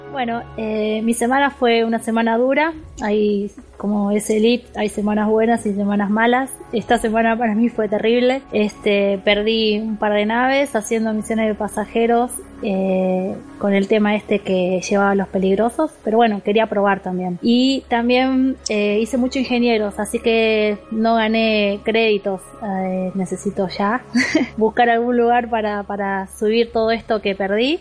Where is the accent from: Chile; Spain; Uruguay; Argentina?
Argentina; yo soy de Argentina